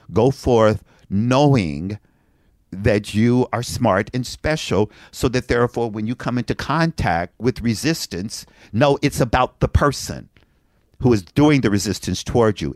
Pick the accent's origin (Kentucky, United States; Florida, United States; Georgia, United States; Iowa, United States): Kentucky, United States; Frankfort; moved away; I'm from Frankfort, Kentucky